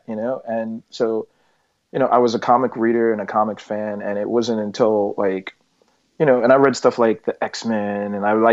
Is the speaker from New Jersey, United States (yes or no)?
no; New York City, New York, United States; I grew up in Park Slope, you know, when it wasn't quite so nice in a lot of parts.